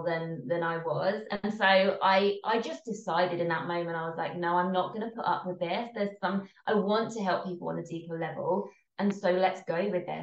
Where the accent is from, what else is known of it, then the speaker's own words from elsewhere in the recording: England, United Kingdom; from the accent, I am based in England, so I'm English